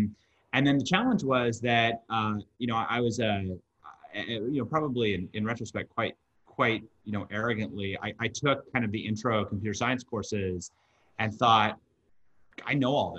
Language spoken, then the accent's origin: English; Park City, Utah, United States; moved away; I grew up in I grew up in the mountains of Utah, in Park City, Utah. And growing up there, I wanted to get as far away as I possibly could. And which is funny because now it's one of those places that I call home